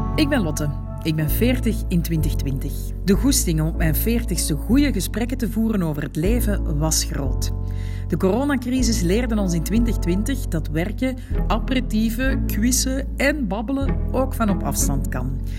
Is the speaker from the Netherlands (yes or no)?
no; Antwerp, Flanders, Belgium; moved away as an adult; now in Morocco; We zijn allebei van Merksem